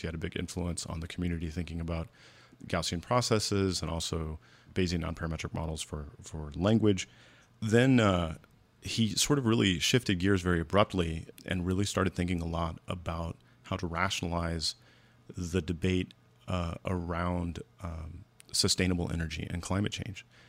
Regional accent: United States; as an American

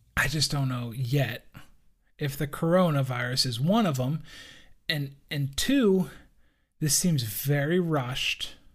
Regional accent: United States; as an American

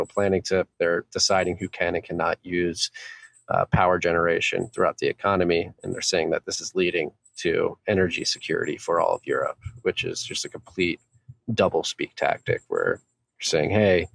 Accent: United States; as an American

